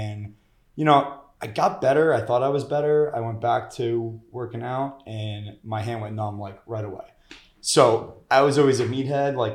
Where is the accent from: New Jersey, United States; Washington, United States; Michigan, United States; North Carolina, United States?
New Jersey, United States; Montville; now in New York City, United States; I grew up in Jersey.